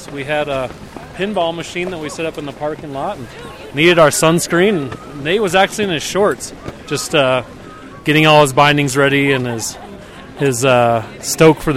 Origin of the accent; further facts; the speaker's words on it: Minneapolis, Minnesota, United States; now in Denver, United States; I'm from Minneapolis, Minnesota.